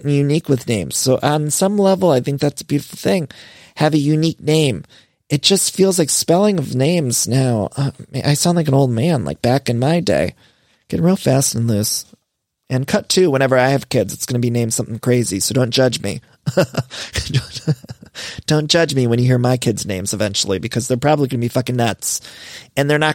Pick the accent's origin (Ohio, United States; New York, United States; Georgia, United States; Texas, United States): Ohio, United States; accent: Ohio; also born or lived in Midwest; now in Los Angeles, United States; My Ohio accent's showing because I was just there for a while